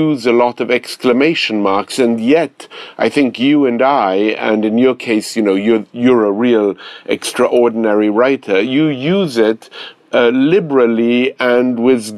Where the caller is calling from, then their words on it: Manhattan, New York, United States; I am speaking from Manhattan, and I'm sorry to reverse the charges to you.